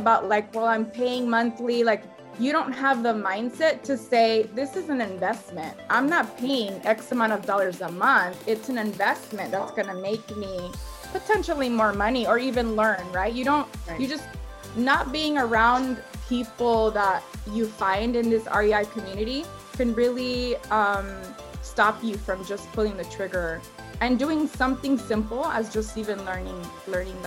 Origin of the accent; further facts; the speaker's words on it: Los Angeles, California, United States; I'm from Los Angeles, born and raised here in LA.